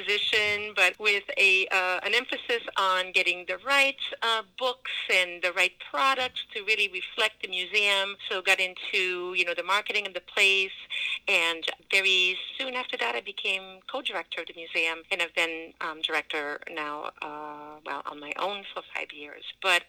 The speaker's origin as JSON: {"language": "English", "town": "Quebec City", "region": "Quebec", "country": "Canada", "first_language": "French", "second_language": "English", "moved": "as an adult", "lives_now": "Cumberland, United States", "said": "So I am actually from Quebec City. I have been living in Cumberland, Rhode Island, town next to Woonsocket, for, 36 years."}